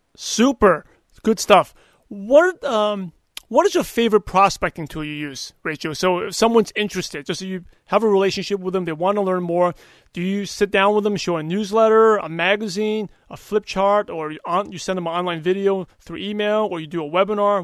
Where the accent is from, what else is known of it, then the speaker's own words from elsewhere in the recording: New York City, New York, United States; now in California, United States; I'm from Brooklyn